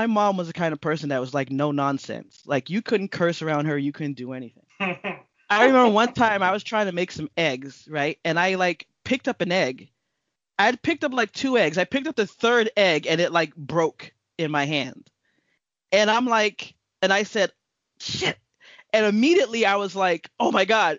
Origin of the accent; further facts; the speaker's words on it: Miami, Florida, United States; moved away; we're from Miami